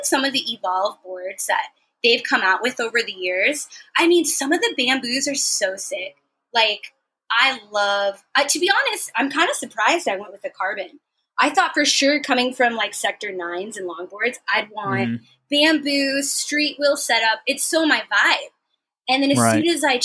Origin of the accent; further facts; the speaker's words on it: San Francisco, California, United States; now in San Diego, United States; I'm from San Francisco originally